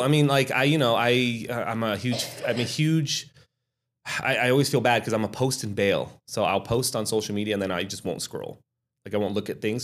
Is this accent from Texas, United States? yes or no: no; Reno, Nevada, United States; I'm born and raised in Reno, Sparks, Nevada.